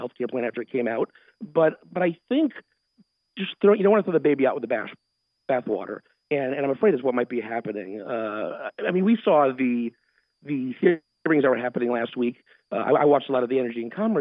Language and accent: English; Connecticut, United States; moved away as an adult; also born or lived in Washington, D.C.; I'm from Connecticut. I'm a New England boy at heart. And when it comes down to planting roots, I wanted to move home.